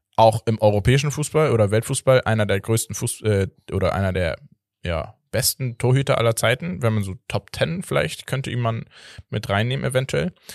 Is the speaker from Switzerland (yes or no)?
no; Portugal; als Portugiese